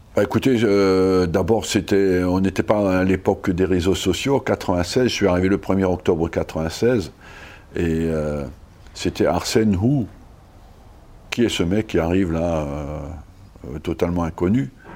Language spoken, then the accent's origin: French; Strasbourg, Grand Est, France; moved away; j'ai été élevé à Strasbourg ou dans la région